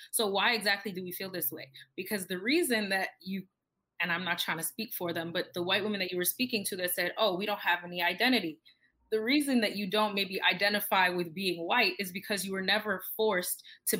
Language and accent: English; Jamaica; and then I have my identity where I'm Jamaican, but that's not always the same. Maybe with my Black Jamaican friends, I can be both at the same time